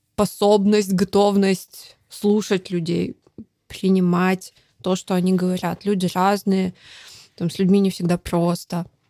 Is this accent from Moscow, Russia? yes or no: no; Dalnegorsk, Primorsky Krai, Russia; moved away; я родилась в Дальнегорске. Это в Приморском крае, супер небольшой mm-hmm. город